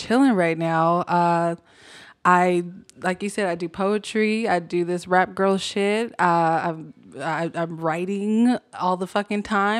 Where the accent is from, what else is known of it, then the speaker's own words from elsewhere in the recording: California, United States; I'm from California.